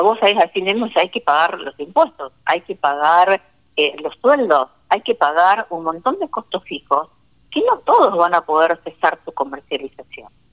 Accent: Argentina; desde mi tierra, Santa Cecina.

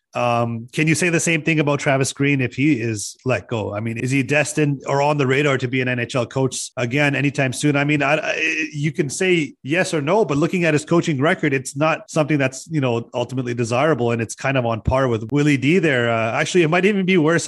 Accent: Vancouver, British Columbia, Canada; Born and raised in South Vancouver

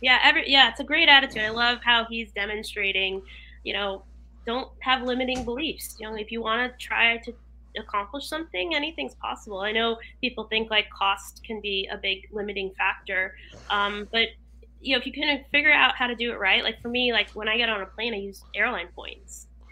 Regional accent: Oxford, Connecticut, United States; Oxford, Connecticut. I'm here now in Oxford, Connecticut.

